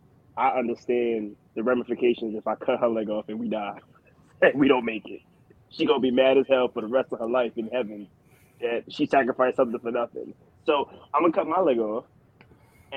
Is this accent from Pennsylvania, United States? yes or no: yes; Philadelphia, Pennsylvania, United States; I'm from West Philadelphia.